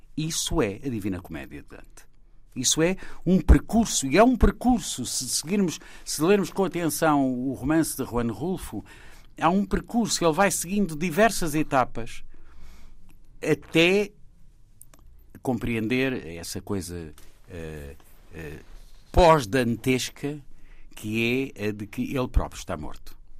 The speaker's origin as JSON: {"language": "Portuguese", "country": "Portugal", "said": "eu sou português"}